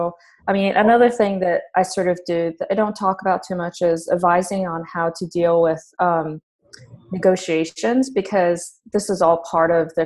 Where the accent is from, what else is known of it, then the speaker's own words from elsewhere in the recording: Japan; moved away; also born or lived in New York, United States; I grew up in Japan in an English-speaking household. So I grew up knowing both Japanese and English as a bilingual